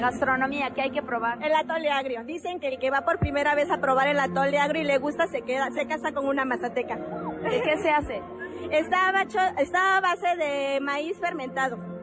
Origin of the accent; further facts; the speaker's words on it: Huautla de Jiménez, Oaxaca, Mexico; De Huauta de Jiménez, región Cañada